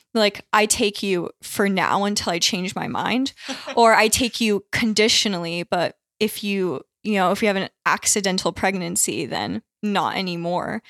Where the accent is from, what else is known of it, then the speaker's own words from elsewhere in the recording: Connecticut, United States; I grew up in Connecticut, which is not a very Catholic state